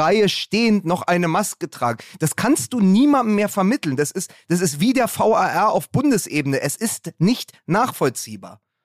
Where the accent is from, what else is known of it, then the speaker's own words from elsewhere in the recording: Berlin, Germany; als Berliner